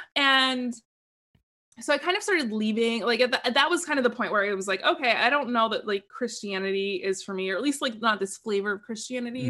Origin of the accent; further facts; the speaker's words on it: Portland, Oregon, United States; I grew up in Portland, Oregon.